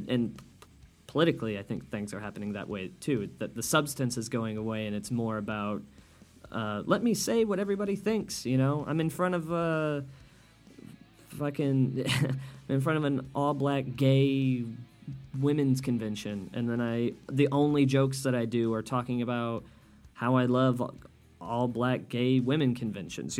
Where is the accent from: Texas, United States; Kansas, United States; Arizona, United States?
Kansas, United States; Wichita; now in Chicago, United States; I grew up in Kansas and now live in Chicago. And Chicago, if you guys don't know, is a very liberal city, at least to my estimation. And Wichita, Kansas, where I'm from